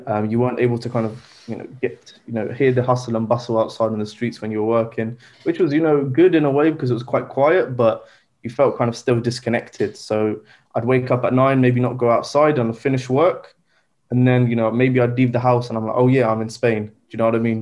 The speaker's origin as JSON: {"language": "English", "town": "Southampton", "region": "South East England", "country": "United Kingdom", "tie": "born or raised there", "also_born_or_lived": "Egypt / London", "said": "I was born and raised in the UK, um, in Southampton."}